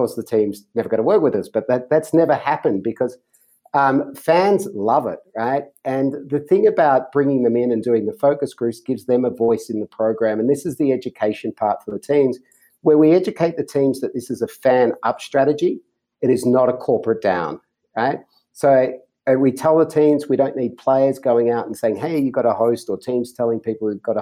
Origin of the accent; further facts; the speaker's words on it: Australia; as an Australian and a passionate Australian